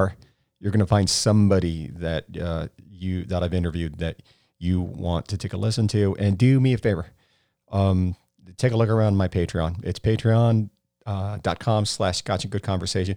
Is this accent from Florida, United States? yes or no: yes; Florida, United States; also born or lived in New Jersey; I was born in New Jersey, but I've been in Florida most of my life.